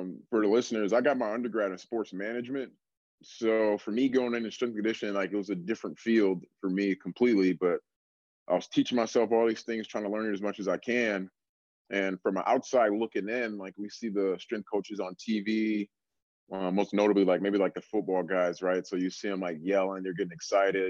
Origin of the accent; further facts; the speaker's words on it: Milwaukee, Wisconsin, United States; moved away as an adult; also born or lived in Florida / California / Auburn, Alabama; now in Amherst, United States; born and raised in Milwaukee, Wisconsin